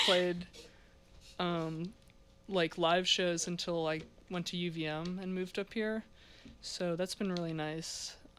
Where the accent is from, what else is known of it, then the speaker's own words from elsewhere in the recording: Bethesda, Maryland, United States; moved away as an adult; now in Burlington, United States; I'm from Bethesda, Maryland. It's like a suburb outside DC